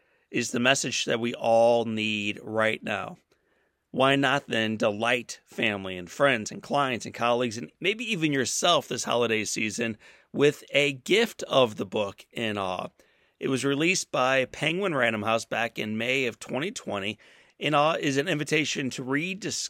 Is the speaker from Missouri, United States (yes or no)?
yes; St. Louis, Missouri, United States; My hometown of St. Louis is an awesome baseball town